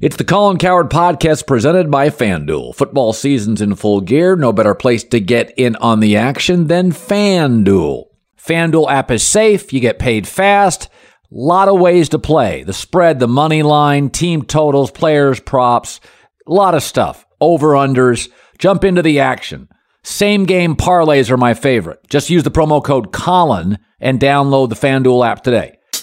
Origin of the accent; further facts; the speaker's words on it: Pacific Northwest, United States; I grew up in the Pacific Northwest